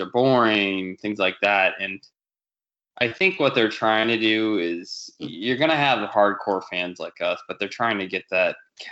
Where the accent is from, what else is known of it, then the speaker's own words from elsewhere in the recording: the South, United States; moved away; growing up in the South